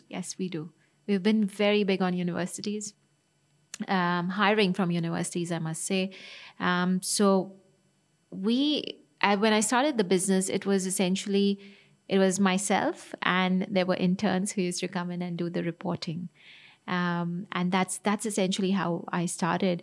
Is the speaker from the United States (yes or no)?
no; Dubai, United Arab Emirates; I grew up in Dubai